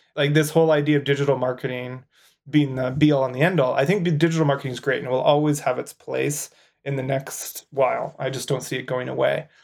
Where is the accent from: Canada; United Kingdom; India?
Canada; As a Canadian